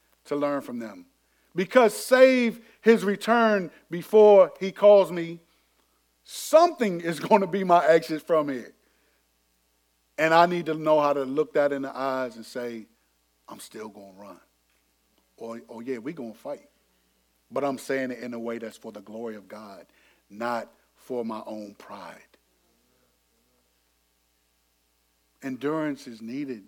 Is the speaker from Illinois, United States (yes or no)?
no; Landover, Maryland, United States; this was in middle school, went to Benjamin Tasker over in Bowie, even though I was from Landover